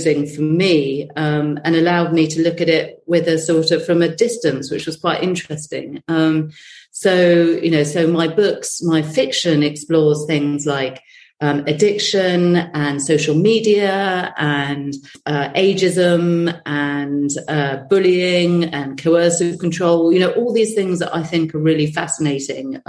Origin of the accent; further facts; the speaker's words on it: United Kingdom; we're British